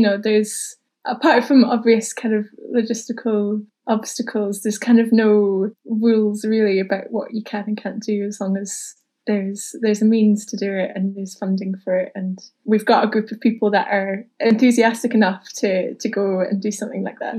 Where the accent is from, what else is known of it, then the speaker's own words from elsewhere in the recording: Newport-on-Tay, Scotland, United Kingdom; moved away as an adult; also born or lived in Tayport; now in Edinburgh, United Kingdom; I grew up in Newport and Tay, just next door to Tayport